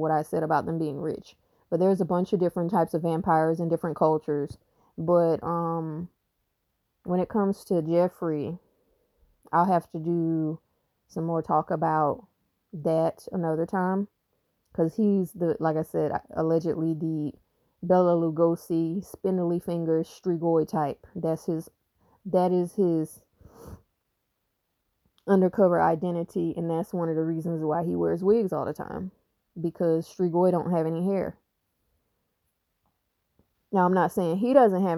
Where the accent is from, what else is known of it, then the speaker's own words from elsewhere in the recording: South Carolina, United States; I'm from South Carolina